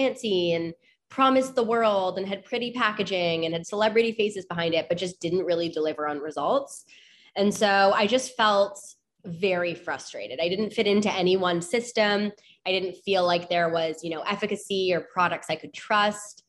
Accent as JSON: {"language": "English", "town": "Toronto", "region": "Ontario", "country": "Canada", "tie": "born or raised there", "said": "born and raised in Toronto, Ontario. I'm Canadian."}